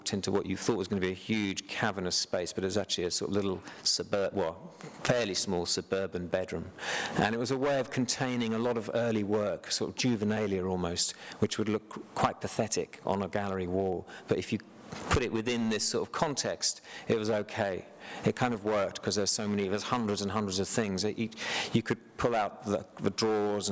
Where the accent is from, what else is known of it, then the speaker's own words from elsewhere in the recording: United Kingdom; being British